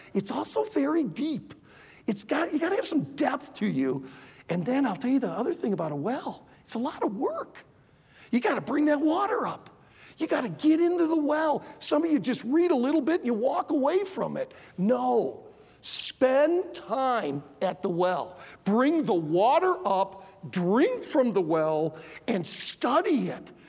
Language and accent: English; Michigan, United States; I grew up in Michigan